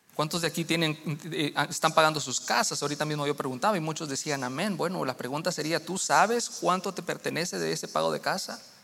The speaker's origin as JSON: {"language": "Spanish", "country": "Guatemala", "moved": "yes", "lives_now": "United States", "said": "en mi país, en Guatemala"}